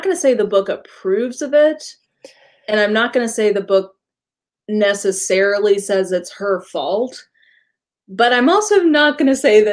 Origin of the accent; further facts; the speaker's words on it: the Bible Belt, the South, United States; I grew up in the Bible Belt